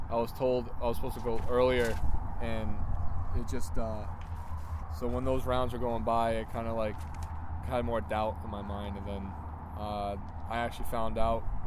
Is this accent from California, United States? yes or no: no; Seekonk, Massachusetts, United States; I went to Seekonkai, small town, just outside of the border of Rhode Island. It was a good place to grow up